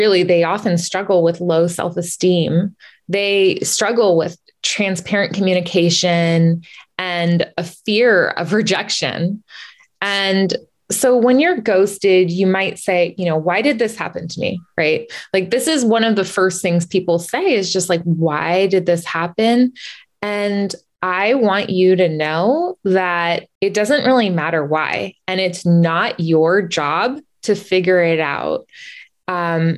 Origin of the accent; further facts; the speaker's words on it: California, United States; now in Massachusetts, United States; And we grew up in California, and now I'm in Massachusetts.